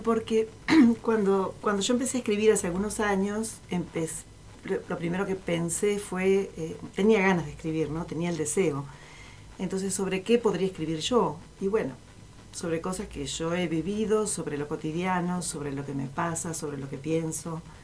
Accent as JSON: {"language": "Spanish", "town": "Tres Arroyos", "region": "Buenos Aires Province", "country": "Argentina", "tie": "born or raised there", "moved": "yes", "lives_now": "Zapala, Argentina", "said": "la ciudad en la, que yo, en nací, en Tres Arroyos"}